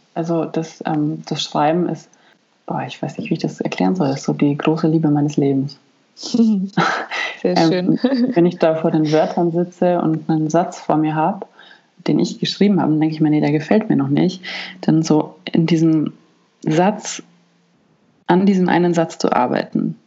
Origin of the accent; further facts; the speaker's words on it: Germany; bei uns in Deutschland